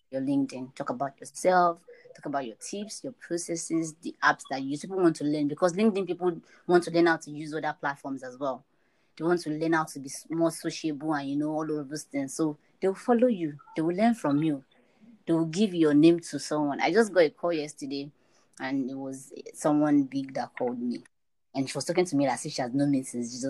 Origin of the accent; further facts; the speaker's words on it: Nigeria; I live in Nigeria and I'm a Nigerian